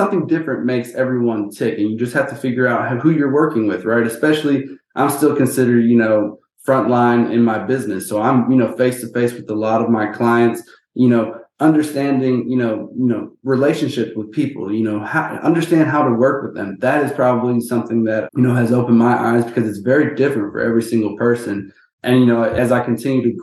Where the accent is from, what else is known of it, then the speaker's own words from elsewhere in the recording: Houston, Texas, United States; born and raised in Houston, Texas